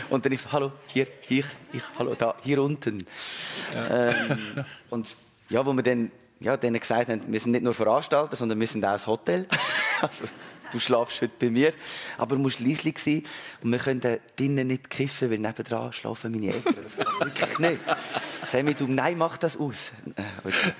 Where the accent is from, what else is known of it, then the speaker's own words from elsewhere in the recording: Wohlen, Aargau, Switzerland; Ich bin in, in Wohlen groß geworden, im Aargau